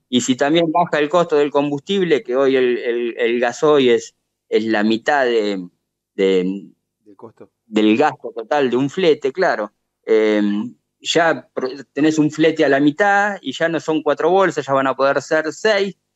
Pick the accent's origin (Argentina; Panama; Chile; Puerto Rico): Argentina; como cualquier argentino que, que, bueno, que tiene su corazón en Malvinas